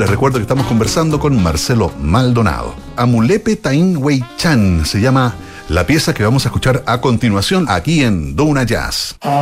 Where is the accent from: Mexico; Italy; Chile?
Chile; como chilenos